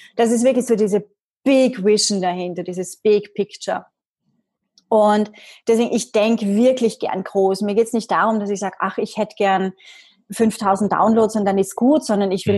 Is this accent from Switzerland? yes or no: no; Vienna, Austria; komme aus Österreich, gebürtige Wienerin.